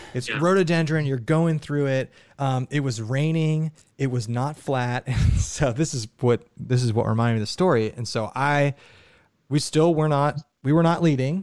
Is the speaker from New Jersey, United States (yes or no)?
no; Ohio, United States; we're from Ohio